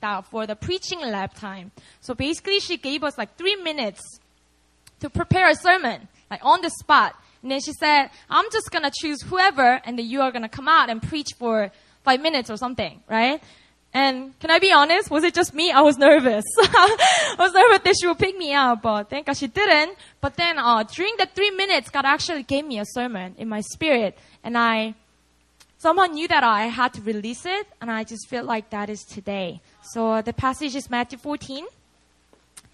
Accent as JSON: {"language": "English", "region": "Busan", "country": "South Korea", "tie": "born or raised there", "moved": "yes", "said": "Busan's my hometown"}